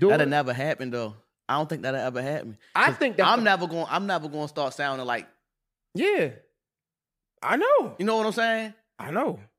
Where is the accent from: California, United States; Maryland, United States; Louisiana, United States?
Maryland, United States; Baltimore; Say he knocked a nigga out or something, and I say I'm from Baltimore.